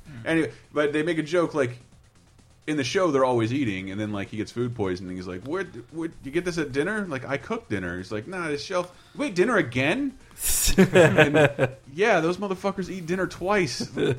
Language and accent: English; Tallahassee, Florida, United States; they shot in my hometown, Tallahassee, Florida.